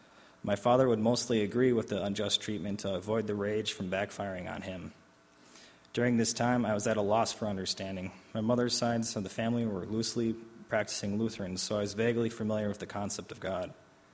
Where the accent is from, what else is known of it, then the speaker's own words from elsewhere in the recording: Albany, New York, United States; born there; I was born in 1989 in Albany, New York, into a broken home.